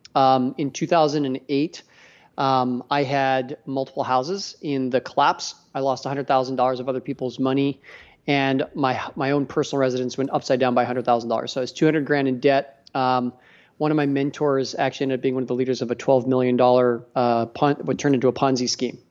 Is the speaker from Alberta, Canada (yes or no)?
yes; Edmonton, Alberta, Canada; I'm a Canadian, too